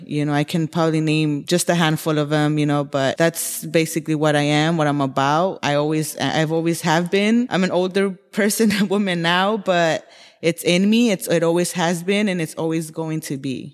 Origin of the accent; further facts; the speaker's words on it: Los Angeles, California, United States; I am born and raised in Koreatown, Los Angeles.